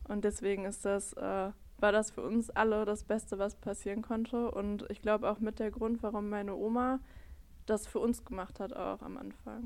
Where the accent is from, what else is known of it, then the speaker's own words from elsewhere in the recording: Bottrop, North Rhine-Westphalia, Germany; ich bin 25, ich komme aus Bottrop